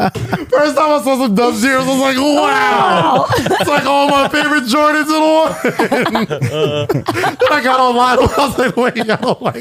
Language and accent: English; New York City, New York, United States; I grew up in Staten Island, bro